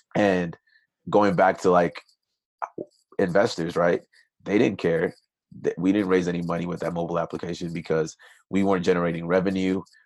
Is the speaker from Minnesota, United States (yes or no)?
yes; Minnesota, United States; also born or lived in Nigeria; ended up immigrating to the United States when I was six with my family. Grew up in Minnesota